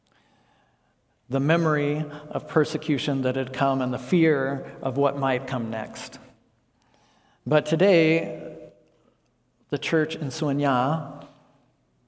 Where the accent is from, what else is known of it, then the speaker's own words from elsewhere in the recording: United States; moved away as an adult; also born or lived in Laos; I'm an American